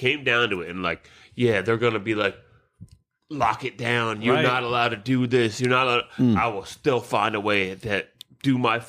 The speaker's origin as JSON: {"language": "English", "country": "United States", "said": "I'm an American citizen. I live in the land of the free."}